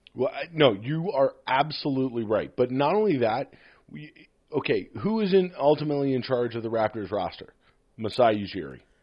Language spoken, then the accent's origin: English; Philadelphia, Pennsylvania, United States; now in Toronto, Canada; as a Philadelphian and a Sixers fan